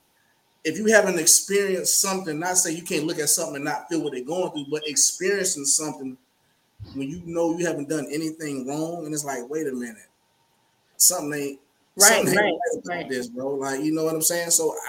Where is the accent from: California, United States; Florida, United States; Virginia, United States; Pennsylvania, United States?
Florida, United States; also born or lived in Ohio; I was raised in Florida, so I was a military. My dad was military. I've been a little everywhere.